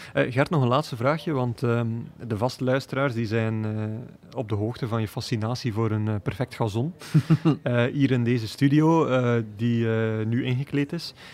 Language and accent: Dutch; Belgium; wij als Belgen